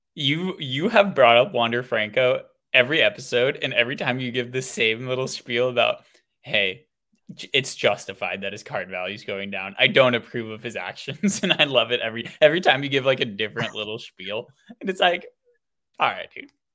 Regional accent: Oakland, California, United States; I am born and raised in Oakland, California

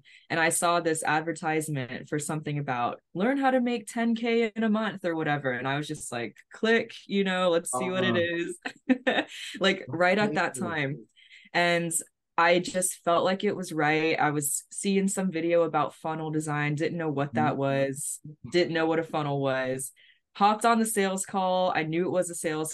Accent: Florida, United States; I'm from Florida

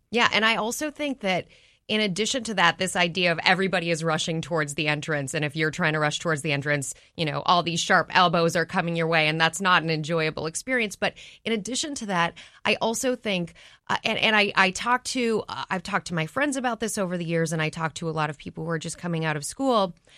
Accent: Minneapolis, Minnesota, United States; moved away; I grew up in Minneapolis.

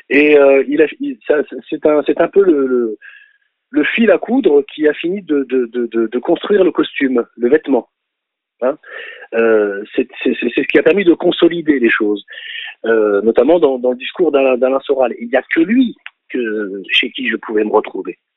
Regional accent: France; français plus que n'importe quelle autre langue, y compris celle de mes, de mes parents. Et donc, je, n'ai, je suis français quand bien même je voudrais l'ignorer. Je suis français presque à mon corps défendant

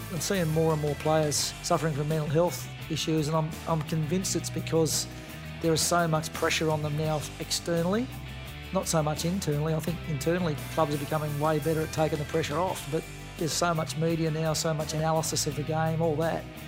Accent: Queenstown, Tasmania, Australia; moved away as an adult; born and bred in Queenstown on the west coast of Tasmania

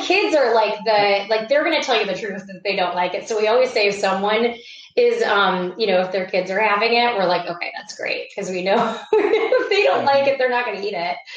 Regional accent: Iowa, United States; moved away as an adult; also born or lived in New York; I grew up in Iowa. Uh, went out to New York to start my career um, after college

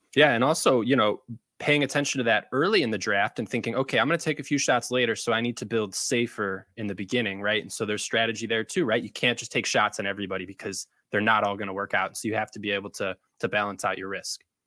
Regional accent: Chicago, Illinois, United States; I grew up around the city of Chicago

